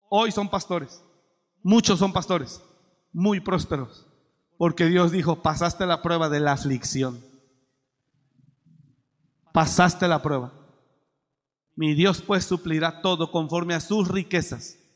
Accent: Mexico; moved away; Mire, yo me vine de México con mi maleta, 150 pesos en la bolsa.

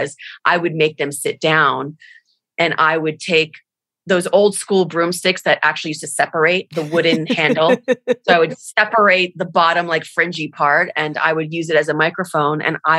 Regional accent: Miami Beach, Florida, United States; moved away as an adult; also born or lived in Los Angeles; I was born in Miami, Florida, or Miami Beach, Florida, the exact location

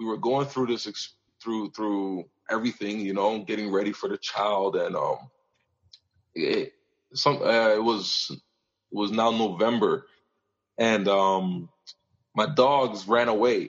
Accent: New York, United States; moved away as an adult; also born or lived in Montreal, Canada / Michigan, United States / Indiana, United States; now in Calgary, Canada; I was born in Montreal, but I grew up in New York and spent most of my life there

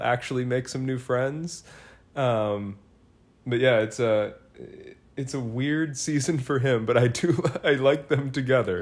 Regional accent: Indianapolis, Indiana, United States; as a Colts fan growing up in Indianapolis

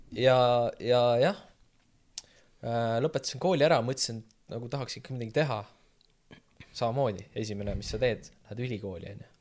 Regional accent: Võru, Võru County, Estonia; moved away as an adult; also born or lived in Tallinn; now in Tartu, Estonia; ma olen Võrust pärit

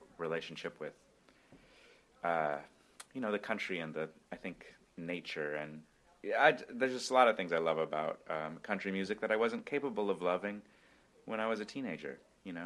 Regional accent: Brookings, South Dakota, United States; moved away as an adult; now in Brooklyn, United States; the people of Brookings and of my hometown

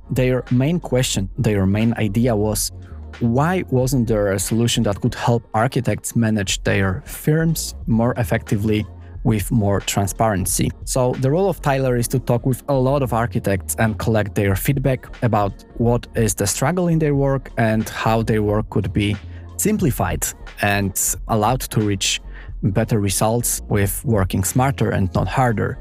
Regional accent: Poland; moved away; I am extremely proud of my home country

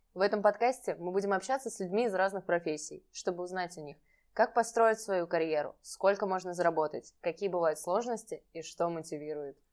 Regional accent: Saratov, Saratov Oblast, Russia; я просто из Саратова

